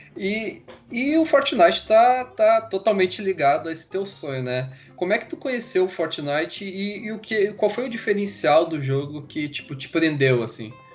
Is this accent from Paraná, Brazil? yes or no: no; Porto Alegre, Rio Grande do Sul, Brazil; a gente é aqui do Sul, nós somos de Porto Alegre